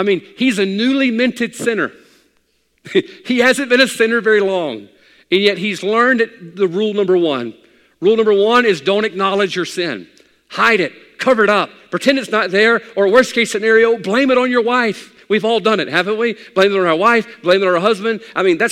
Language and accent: English; United States; I'm an American male